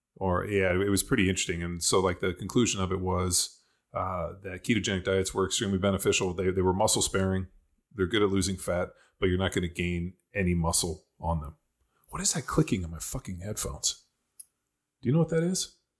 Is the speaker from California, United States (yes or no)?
yes; Torrance, California, United States; also born or lived in Berkeley / Orange County; I grew up in Torrance Palos Verdes.